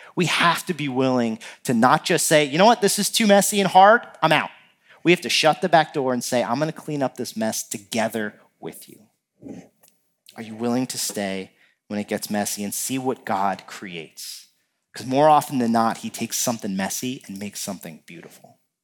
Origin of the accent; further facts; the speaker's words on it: New Jersey, United States; now in Minnesota, United States; growing up in New Jersey, uh, my family would rent a, a house down the shore